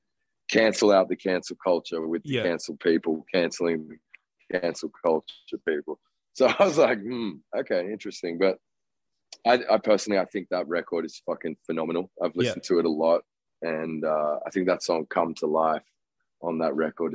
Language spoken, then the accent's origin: English; Canberra, Australian Capital Territory, Australia; moved away as an adult; now in Los Angeles, United States; I'm from Canberra, which is a pretty boring place